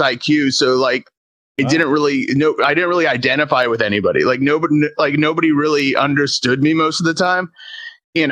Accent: Tampa, Florida, United States; I grew up in Tampa

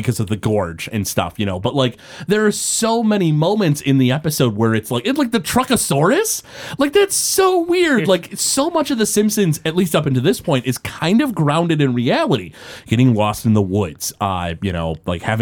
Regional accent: Detroit, Michigan, United States; we're from the Metro Detroit area.

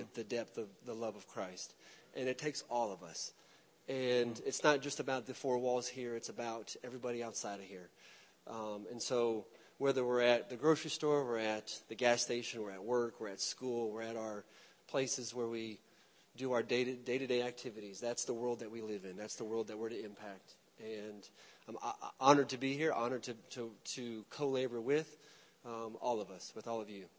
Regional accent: Michigan, United States; also born or lived in Alabama; now in Memphis, United States; We've lived here in the Memphis area for about 6 years. We moved here from Alabama. Very much like Derek, we've moved around. I'm originally from Michigan.

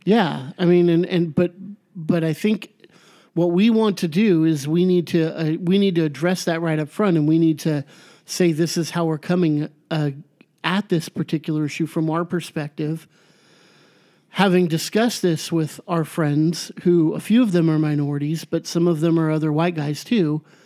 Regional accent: United States; I'm American. My ancestors were Irish

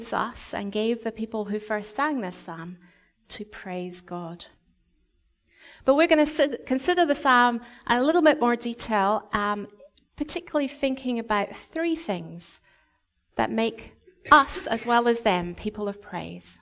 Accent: Scotland, United Kingdom; moved away; when I was growing up in Scotland, every year we would have a harvest festival

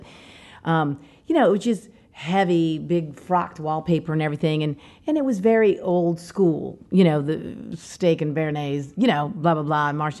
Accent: New Orleans, Louisiana, United States; growing up near Commander's

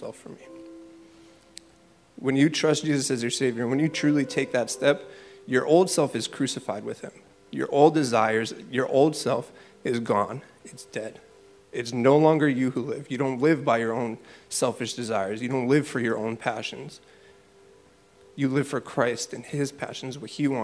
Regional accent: Springfield, Massachusetts, United States; also born or lived in Chicopee; I grew up here in Springfield and Chicopee

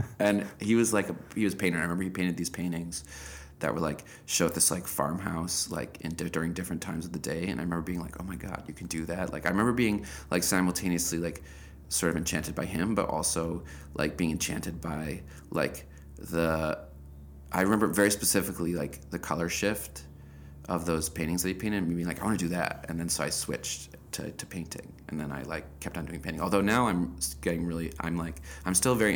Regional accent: Evanston, Illinois, United States; born or raised there

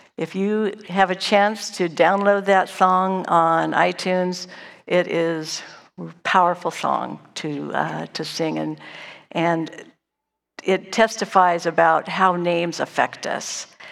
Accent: Dunsmuir, California, United States; I was born and raised in Dunsmuir, a small little town in Northern California

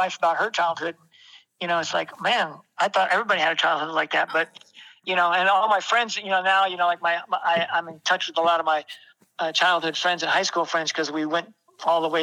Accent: Martinez, California, United States; I grew up in California. I was born in Martinez, California. That's in Northern California

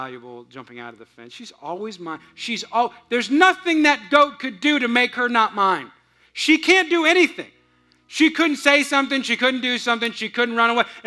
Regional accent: Bay Area, California, United States; moved away; I grew up in California, but I grew up in kind of the hills of California

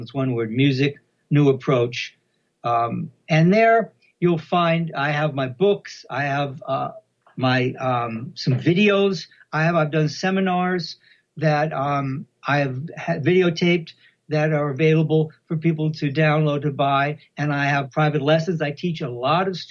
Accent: United States; I grew up in America, right?

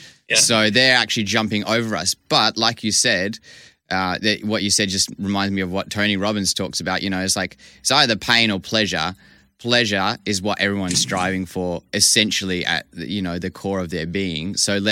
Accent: Vancouver, British Columbia, Canada; now in Perth, Australia; I grew up in Vancouver. Vancouver's a pretty sort of green city.

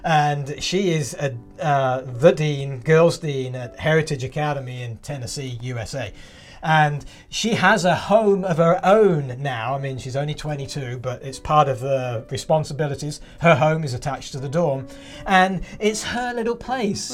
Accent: England, United Kingdom; moved away; I grew up in England

